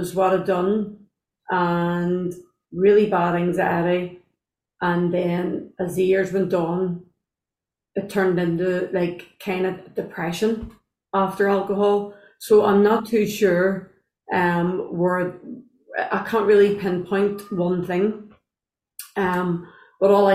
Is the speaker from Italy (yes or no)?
no; Belfast, Northern Ireland, United Kingdom; from Belfast